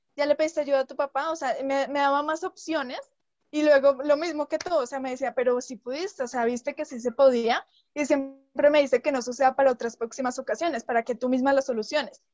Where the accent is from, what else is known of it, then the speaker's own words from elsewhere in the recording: Colombia; … y yo pues somos colombianas